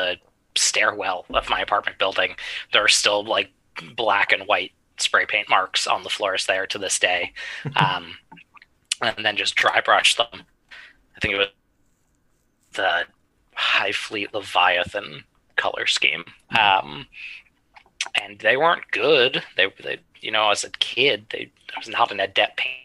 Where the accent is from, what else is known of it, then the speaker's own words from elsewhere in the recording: New York City, New York, United States; I grew up in New York City